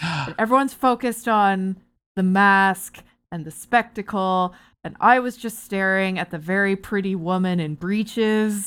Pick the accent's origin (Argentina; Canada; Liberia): Canada; Barrie, Ontario; moved away; I'm from Barrie originally.